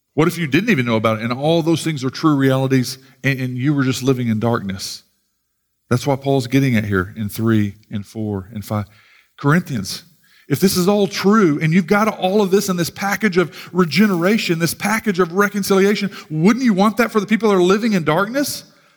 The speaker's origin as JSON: {"language": "English", "country": "United States", "said": "as proud American Christians"}